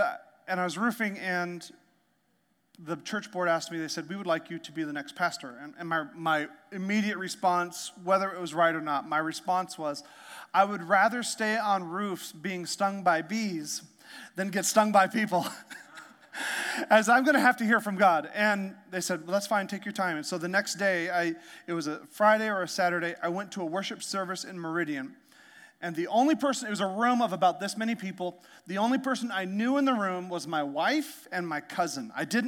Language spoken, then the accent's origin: English; Canada; also born or lived in Alaska; I'm from Canada. I'm from Canada and Alaska